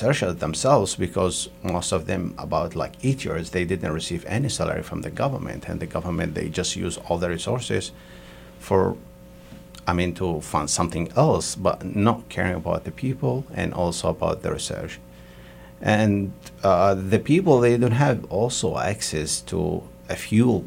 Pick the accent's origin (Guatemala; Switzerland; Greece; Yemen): Yemen; moved away as an adult; I came from Yemen, and they started in 2015 to have a war